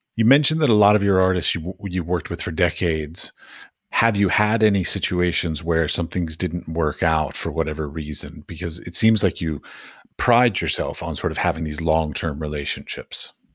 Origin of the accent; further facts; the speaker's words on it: United States; I come from America